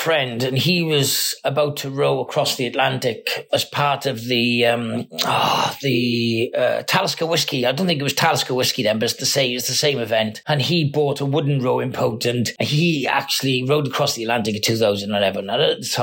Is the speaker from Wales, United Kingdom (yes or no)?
yes; Cardiff, Wales, United Kingdom; I'm from Cardiff in Wales.